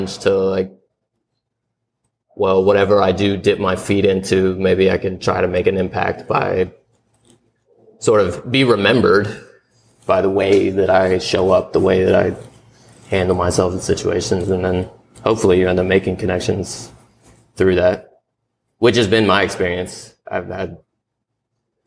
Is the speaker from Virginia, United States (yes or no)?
yes; Richmond, Virginia, United States; now in Atlanta, United States; when I moved here from Richmond, Virginia. That's where I grew up